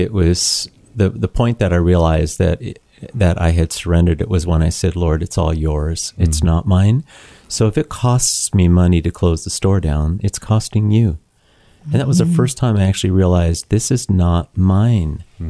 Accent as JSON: {"language": "English", "region": "Ontario", "country": "Canada", "tie": "born or raised there", "said": "we know we grew up in Niagara. It just hangs on the vine."}